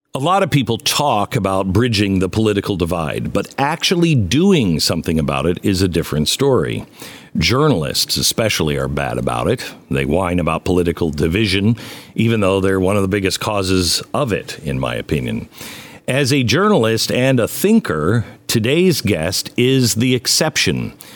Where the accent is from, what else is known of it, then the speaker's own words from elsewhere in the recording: Pacific Northwest, United States; grew up in the Pacific Northwest